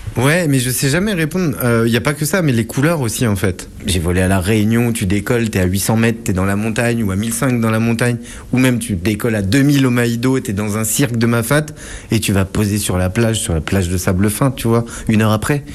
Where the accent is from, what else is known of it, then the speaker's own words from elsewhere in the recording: Saint-Lô, Normandy, France; Je suis né en Normandie, à Saint-Lô